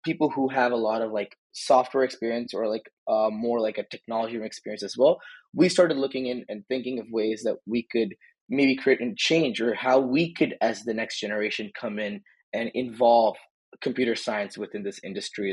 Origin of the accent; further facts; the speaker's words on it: Boston, Massachusetts, United States; moved away as an adult; now in Indiana, United States; I'm from Boston, Massachusetts originally